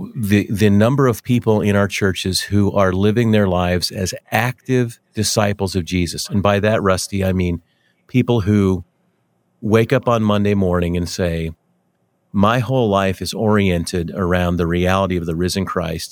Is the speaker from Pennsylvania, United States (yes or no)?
no; Denver, Colorado, United States; now in Wichita, United States; I grew up in Denver, and I I uh, been in Wichita for a long, long time